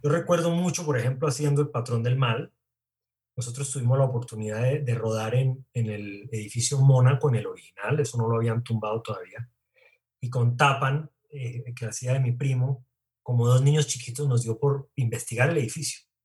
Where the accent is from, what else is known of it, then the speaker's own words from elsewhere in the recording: Bogotá, Bogotá Capital District, Colombia; also born or lived in Cali; Soy caleño, pero chimbo, porque estuve tres días en Cali nada más. Como que al tercer día resucité y me vine para Bogotá.